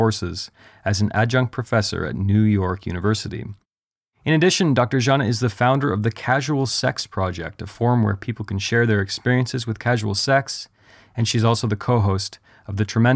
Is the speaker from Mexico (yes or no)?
no; Canada; I'm Canadian